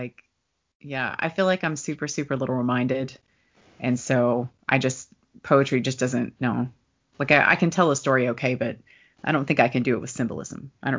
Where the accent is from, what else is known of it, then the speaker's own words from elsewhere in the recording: Kentucky, United States; I'm from Kentucky